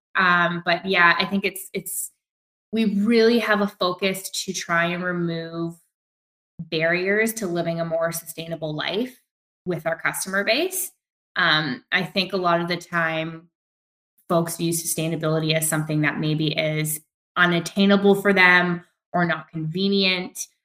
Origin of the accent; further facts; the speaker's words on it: Vancouver, British Columbia, Canada; growing up in Vancouver and being good Vancouverites